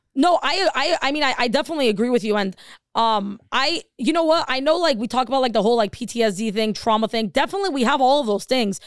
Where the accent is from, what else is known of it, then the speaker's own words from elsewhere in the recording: Los Angeles, California, United States; we're from Los Angeles.